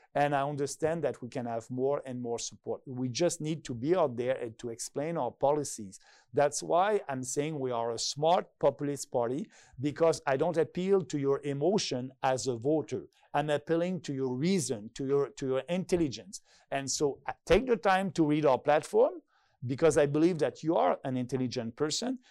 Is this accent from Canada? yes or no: yes; Canada; I'm proud to be Canadian